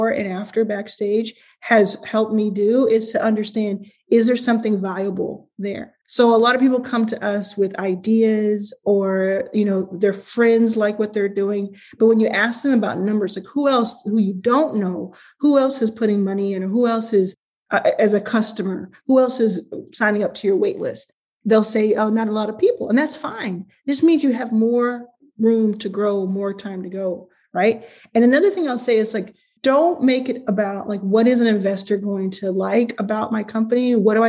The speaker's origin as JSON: {"language": "English", "town": "Dallas", "region": "Texas", "country": "United States", "tie": "born or raised there", "said": "I grew up in Dallas"}